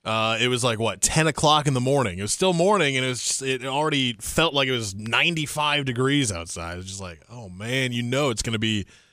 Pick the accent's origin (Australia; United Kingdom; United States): United States; Midwest; now in North Carolina, United States; I grew up in the Midwest